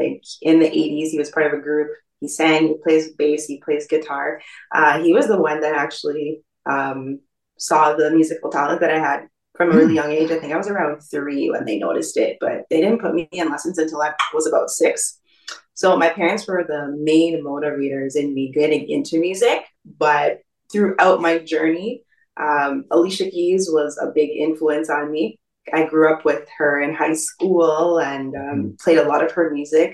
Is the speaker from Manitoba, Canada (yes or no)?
no; east of Toronto, Ontario, Canada; my parents moved east of the city. So I actually spent most of my years east of the city and grew up, went to school there.